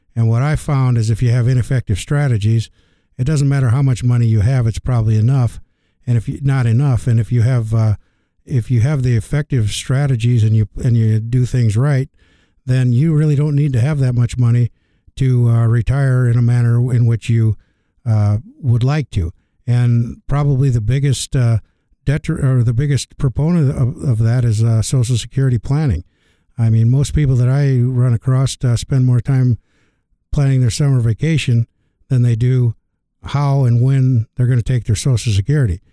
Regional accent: Algona, Iowa, United States; came back to my hometown of Elgona, Iowa

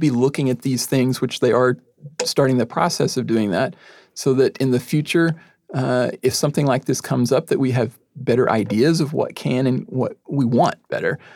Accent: Texas, United States; moved away as an adult; now in Tacoma, United States; I'm from Texas originally

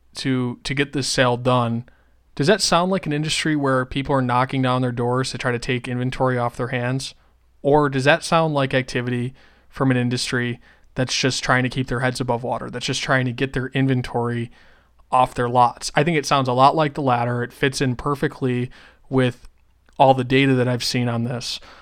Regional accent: Western New York, United States; moved away; Where I grew up in Western New York

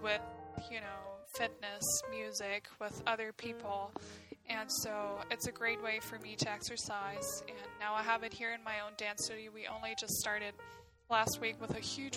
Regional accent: Southern Germany, Germany; moved away as an adult; now in Vancouver, Canada; I'm from Germany, and I'm from a much smaller city. I come from the south

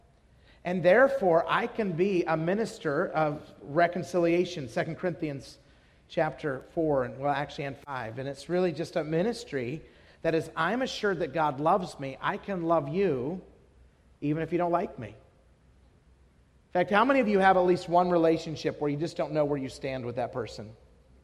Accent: Idaho, United States; moved away as an adult; also born or lived in San Jose, California / Wisconsin; now in Salt Lake City, United States; I was born in California, San Jose, actually. Grew up in Idaho

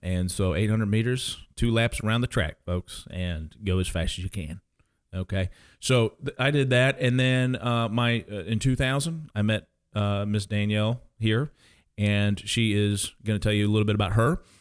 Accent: St. Charles, Missouri, United States; moved away as an adult; also born or lived in Kansas; now in Cape Girardeau, United States; I grew up, most of my, uh, childhood was in Saint Charles, Missouri

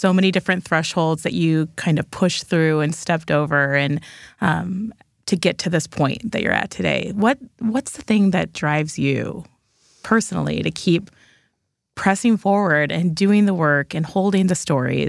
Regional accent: St. Louis, Missouri, United States; Well, I'm a St. Louis girl. I grew up in St. Louis and am not a stranger to the context of the city and the places surrounding the city.

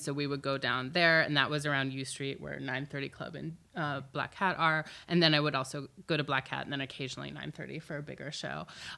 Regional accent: Silver Spring, Maryland, United States; I grew up in Silver Spring, Maryland.

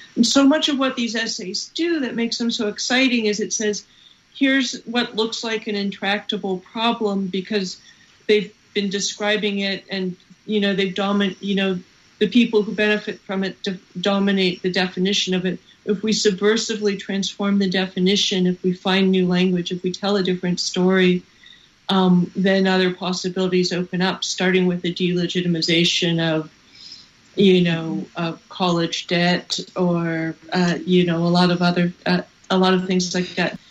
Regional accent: California, United States; I'm from California

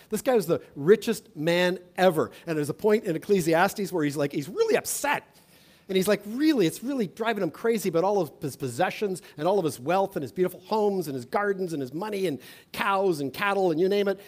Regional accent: Toronto, Ontario, Canada; I'm from Toronto

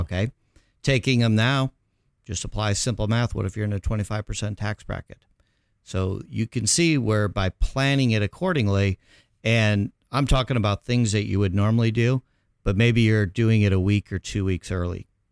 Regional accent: Chicago, Illinois, United States; moved away as an adult; now in Orange County, United States; born and raised in Chicago

